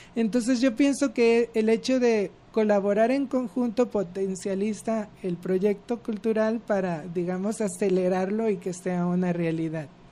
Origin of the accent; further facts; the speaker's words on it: Mexico; como sociedad mexicana